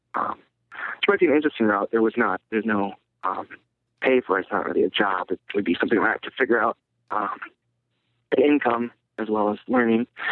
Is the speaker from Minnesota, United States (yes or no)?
yes; Minneapolis, Minnesota, United States; I'm from Minneapolis